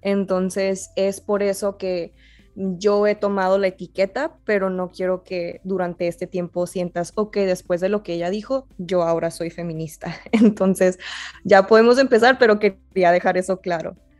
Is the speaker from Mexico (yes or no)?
yes; Mexico; la gente ya no asume que soy mexicana